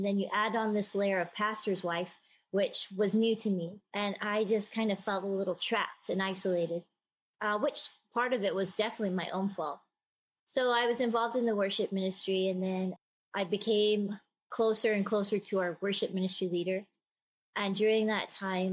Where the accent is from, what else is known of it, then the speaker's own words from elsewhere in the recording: Scotland, United Kingdom; moved away as an adult; also born or lived in Texas; I'm originally from Scotland